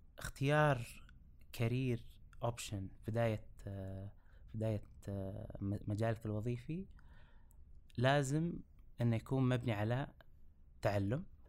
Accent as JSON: {"language": "Arabic", "town": "Riyadh", "region": "Riyadh Province", "country": "Saudi Arabia", "tie": "born or raised there", "said": "درست كامل حياتي في مدينة الرياض"}